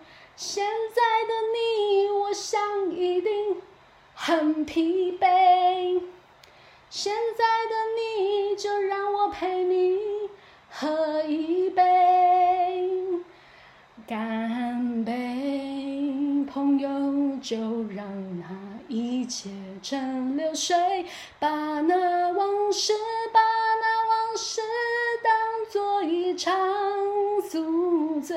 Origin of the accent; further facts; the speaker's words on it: South China, China; 完全体现我就是一个南方人，我不是一个北方人，我也不是西北人。